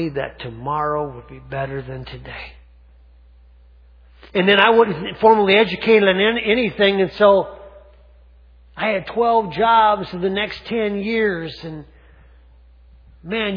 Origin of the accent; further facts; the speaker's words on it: Gaylord, Minnesota, United States; I grew up in Gaylord, Minnesota, small town